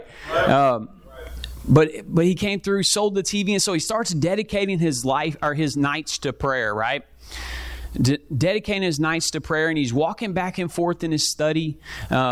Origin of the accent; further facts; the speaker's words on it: Kentucky, United States; moved away as an adult; now in Columbia, United States; I'm from Kentucky, moved here about a year and a half ago